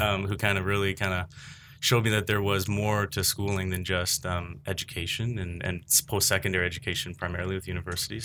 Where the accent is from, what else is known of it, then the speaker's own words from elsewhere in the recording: Oakville, Ontario, Canada; I'm from the Oakville area, born and raised